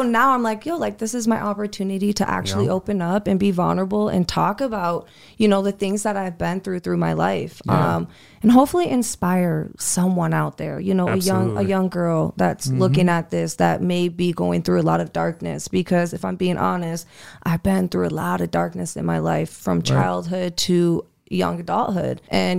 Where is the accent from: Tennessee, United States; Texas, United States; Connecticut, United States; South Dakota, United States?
South Dakota, United States; Sioux Falls; I grew up here in Sioux Falls, South Dakota. You know, we grew up, went to elementary here, middle school, high school here